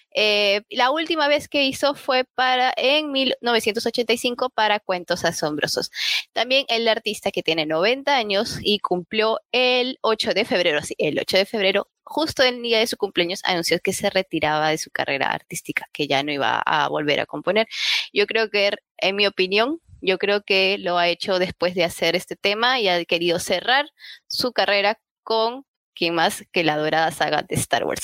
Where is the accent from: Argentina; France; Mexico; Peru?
Peru